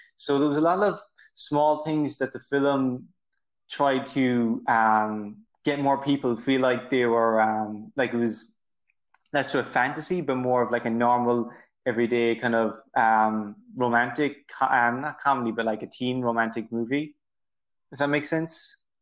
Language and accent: English; Ireland; I'm from Ireland.